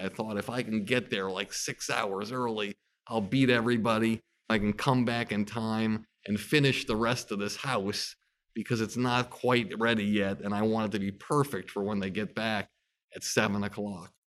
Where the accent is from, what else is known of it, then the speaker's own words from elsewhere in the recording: Longmeadow, Massachusetts, United States; growing up in Long Meadow, Massachusetts